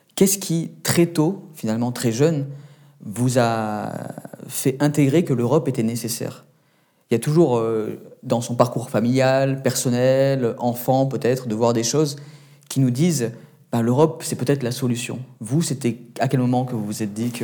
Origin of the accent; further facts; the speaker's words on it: Menton, Provence-Alpes-Côte d'Azur, France; je viens de Menton, euh, donc à la frontière de votre pays d'origine et euh, donc de la France